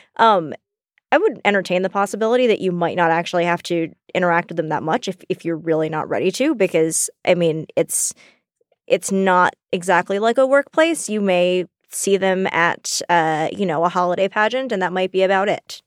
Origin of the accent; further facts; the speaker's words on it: the South, United States; We grew up in the South